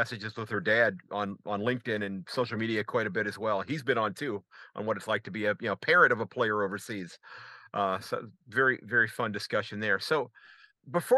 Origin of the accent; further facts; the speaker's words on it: United States; as an American fan